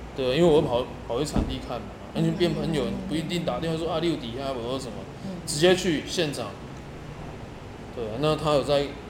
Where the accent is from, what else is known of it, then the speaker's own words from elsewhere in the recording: Chaozhou, Pingtung County, Taiwan; now in Kaohsiung, Taiwan; 我是潮州人啊，屏东潮州嘛